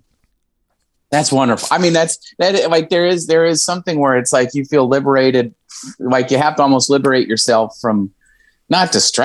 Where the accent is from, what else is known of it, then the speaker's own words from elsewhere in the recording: Philadelphia, Pennsylvania, United States; now in Austin, United States; I've now lived in Austin for 2.5 years. And I still say I'm from Philly. I'm like, where are you from? I'm from Philly.